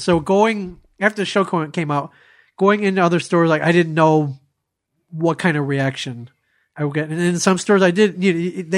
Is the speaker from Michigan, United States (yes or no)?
yes; Ann Arbor, Michigan, United States; moved away; also born or lived in Columbus, Ohio; I went home to Ann Arbor, Michigan to see my folks